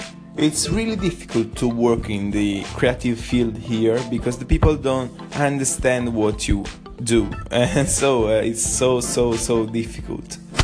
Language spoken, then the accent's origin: English; Naples, Campania, Italy; English is a second language; moved away; for a guy that come from Naples